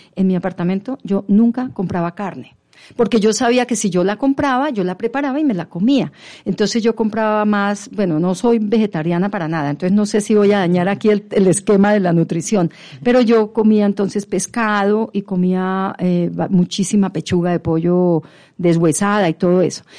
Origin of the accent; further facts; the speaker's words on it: Pamplona, Norte de Santander, Colombia; yo vengo de Pamplona y mi papá fue cafetero. Y mm. entonces teníamos una fábrica de café en Pamplona llamada Café Reyes.